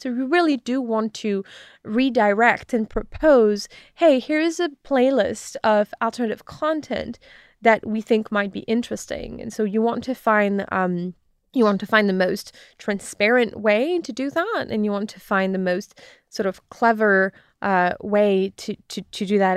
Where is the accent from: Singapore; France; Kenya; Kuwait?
France; moved away as an adult; now in United States; I grew up in France